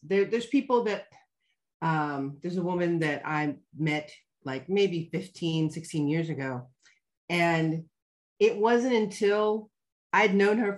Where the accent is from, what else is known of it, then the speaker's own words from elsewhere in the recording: Ohio, United States; moved away as an adult; also born or lived in Mannheim, Germany; now in Germany; I'm from Ohio.